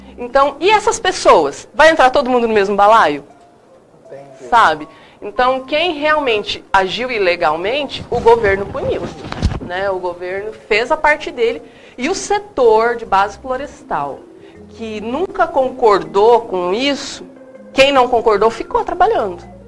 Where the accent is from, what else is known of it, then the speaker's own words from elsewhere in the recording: Paraná, Brazil; now in Mato Grosso, Brazil; eu sou do Paraná